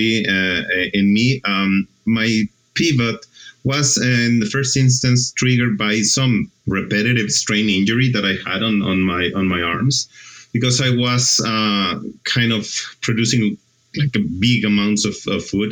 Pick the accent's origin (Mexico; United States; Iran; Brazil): Mexico; moved away as an adult; also born or lived in Argentina; I'm originally from Mexico